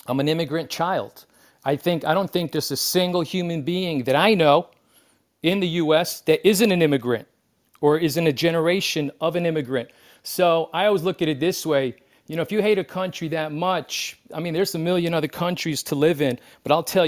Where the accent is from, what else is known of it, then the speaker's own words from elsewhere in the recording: New York City, New York, United States; now in Belgrade, Serbia; I'm born and raised in New York City, but I'm a first-generation Serbian